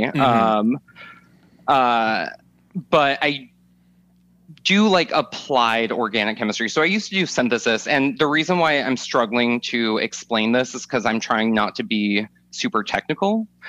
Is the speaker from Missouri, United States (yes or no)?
no; Atlanta, Georgia, United States; also born or lived in California / Arizona / Kansas / Minnesota; I mostly grew up in Atlanta, but we moved around all over. My family went from California to Arizona to Kansas to Minnesota to Florida to Georgia.